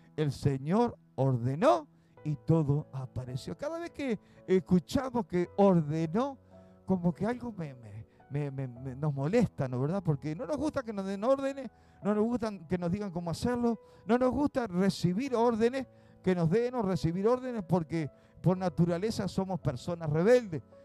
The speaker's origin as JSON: {"language": "Spanish", "country": "Uruguay", "said": "aquí en Uruguay"}